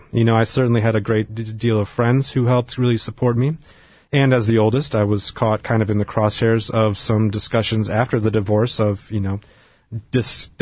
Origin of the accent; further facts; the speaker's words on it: Wisconsin, United States; I grew up in Wisconsin, in a pretty rural part of Wisconsin, and grew up Catholic